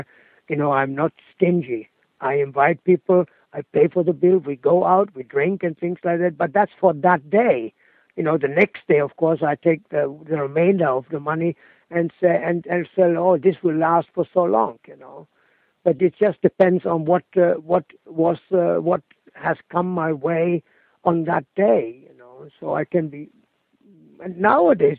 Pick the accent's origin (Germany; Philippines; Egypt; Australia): Germany; moved away as an adult; never been back in my hometown, although I've been back in Germany now